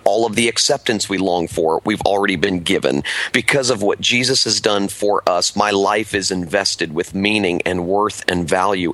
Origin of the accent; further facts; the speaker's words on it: Miami, Florida, United States; growing up in South Florida, in the Miami area